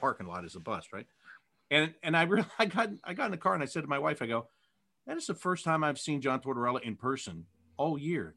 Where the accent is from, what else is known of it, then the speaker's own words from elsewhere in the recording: Pittsburgh, Pennsylvania, United States; moved away; I was born in Pittsburgh